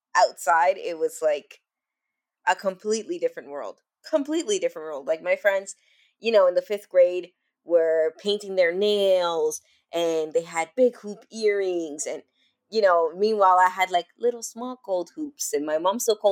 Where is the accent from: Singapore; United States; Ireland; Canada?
Canada; accent: Canadian; also born or lived in Dominican Republic; basically all my education was here in Canada, so. I sound super Canadian, you know, when I speak Dominican